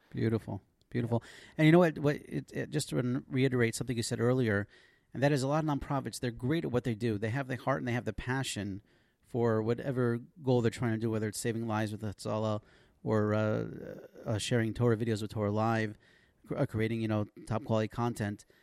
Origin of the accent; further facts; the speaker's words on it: Passaic, New Jersey, United States; now in Israel; I remember growing up. We used to have this uh, Super Sunday at the local Y. I'm from Passaic